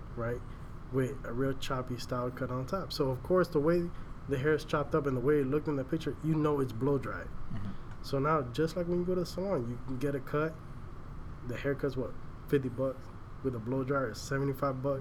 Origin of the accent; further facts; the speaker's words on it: Miami, Florida, United States; moved away as an adult; now in Tampa, United States; I'm originally from Miami. Now I'm up here in Tampa